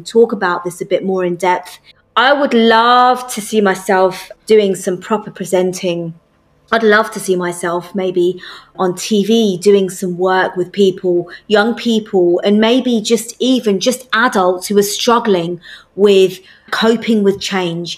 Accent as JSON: {"language": "English", "country": "United Kingdom", "said": "I'm British Asian"}